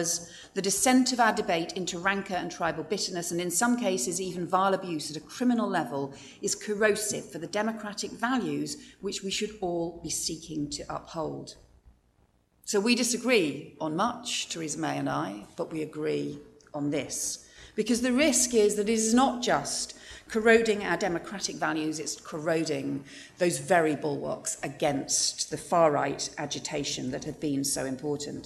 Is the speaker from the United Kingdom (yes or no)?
yes; United Kingdom; we're British